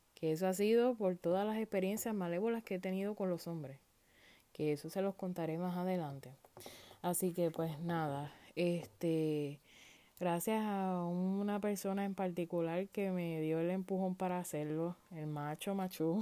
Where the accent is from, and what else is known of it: Puerto Rico; moved away as an adult; now in United States